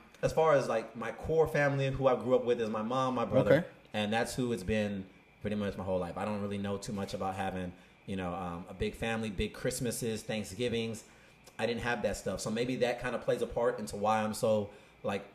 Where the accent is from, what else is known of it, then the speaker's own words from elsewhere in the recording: West Covina, California, United States; also born or lived in Pasadena; I was born in Pasadena, raised in West Covina